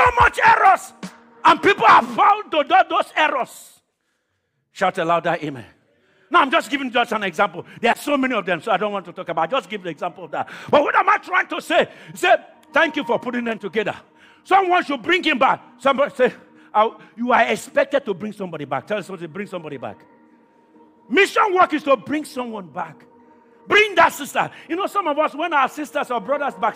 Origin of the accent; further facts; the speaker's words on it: Nigeria; moved away; I come from Nigeria, but God brought me to this country